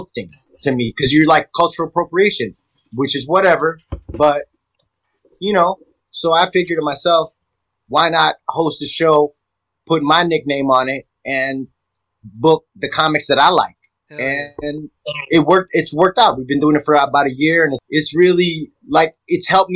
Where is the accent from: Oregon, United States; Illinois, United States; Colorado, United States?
Illinois, United States; Chicago; moved away; I grew up in Chicago